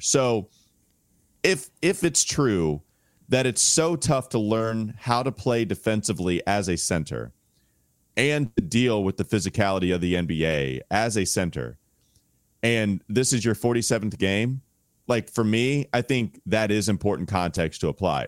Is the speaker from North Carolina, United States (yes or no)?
yes; Catawba County, North Carolina, United States; I grew up in Catawba County